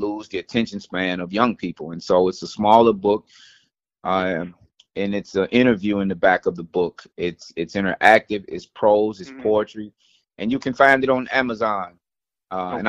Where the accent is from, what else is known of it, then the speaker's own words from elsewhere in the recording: Nashville, Tennessee, United States; I'm originally from Nashville, Tennessee